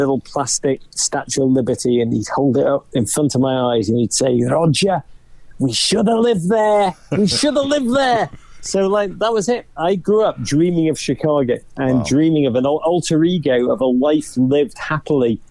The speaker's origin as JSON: {"language": "English", "town": "Liverpool", "region": "North West England", "country": "United Kingdom", "moved": "as an adult", "lives_now": "Manhattan, United States", "said": "I'm from Liverpool, northwest England"}